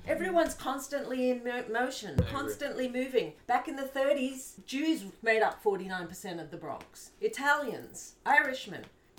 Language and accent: English; Bondi, New South Wales, Australia; born there; I was born in Bondi, Australia.